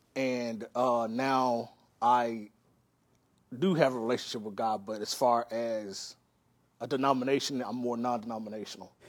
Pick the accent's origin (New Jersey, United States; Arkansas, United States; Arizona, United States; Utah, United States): Arkansas, United States; Pine Bluff; now in Los Angeles, United States; I grew up in this city, uh, called Pine Bluff, Arkansas